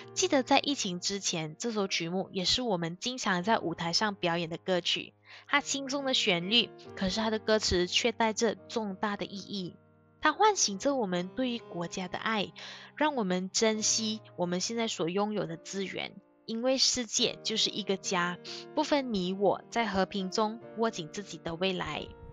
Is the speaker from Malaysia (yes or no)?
yes; Malaysia; 我是马来西亚人